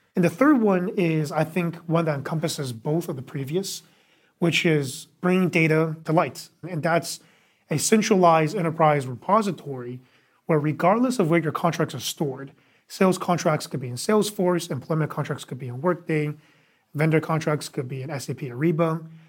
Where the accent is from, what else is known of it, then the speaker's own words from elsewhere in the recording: Bay Area, California, United States; also born or lived in New York; originally from the Bay Area, so grew up, uh, loving technology